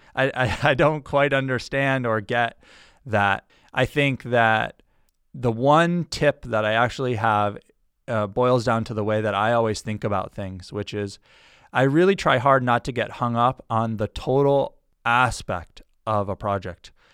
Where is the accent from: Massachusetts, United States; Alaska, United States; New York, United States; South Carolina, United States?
Massachusetts, United States; Granby; moved away as an adult; also born or lived in Newton, Massachusetts; where I grew up, which is in Western Massachusetts, a small town called Granby